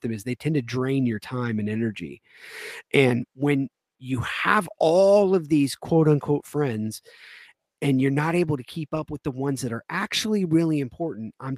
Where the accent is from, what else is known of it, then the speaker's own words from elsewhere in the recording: the South, United States; this is coming from a Southern boy. I mean, I was born and raised in the South.